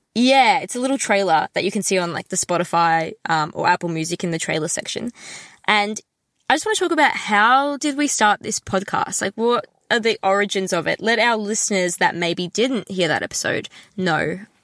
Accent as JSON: {"language": "English", "town": "Melbourne", "region": "Victoria", "country": "Australia", "said": "I'm from Melbourne and it's so far away from home"}